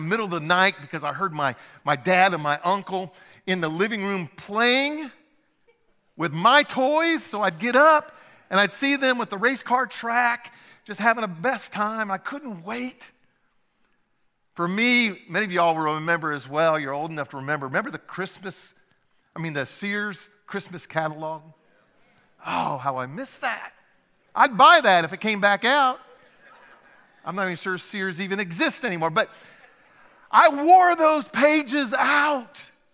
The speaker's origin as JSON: {"language": "English", "town": "Francesville", "region": "Indiana", "country": "United States", "tie": "born or raised there", "said": "I grew up in Indiana."}